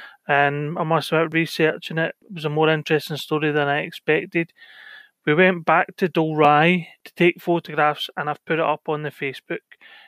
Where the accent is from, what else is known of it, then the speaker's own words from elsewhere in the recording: Kilwinning, Scotland, United Kingdom; accent: Scottish; I grew up in Coowinning.